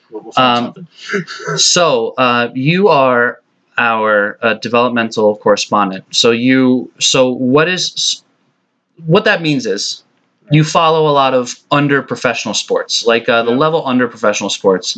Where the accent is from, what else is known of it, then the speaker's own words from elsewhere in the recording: New York, United States; I was born in New York, raised in New York. I live in New York